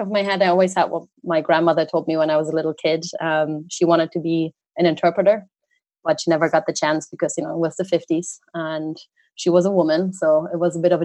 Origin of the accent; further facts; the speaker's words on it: Oberhausen, North Rhine-Westphalia, Germany; moved away as an adult; now in Ireland; my hometown in Oberhausen.